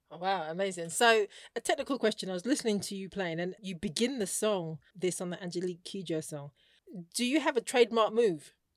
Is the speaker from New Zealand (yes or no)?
no; United Kingdom; I'm African, I'm British